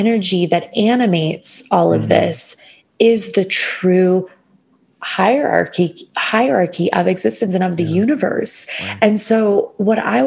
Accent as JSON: {"language": "English", "country": "United States", "said": "I'm from America"}